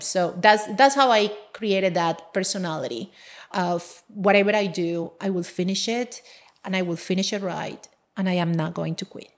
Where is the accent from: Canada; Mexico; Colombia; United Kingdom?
Colombia; English is a second language; moved away as an adult; now in United States; I'm from Colombia originally, and I came to this country, well, uh, twenty years ago